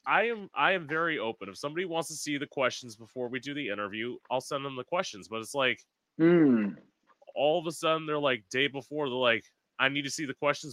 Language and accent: English; Florida, United States; I am from Florida. I'm planning on leaving this year because, like, I've never liked it here.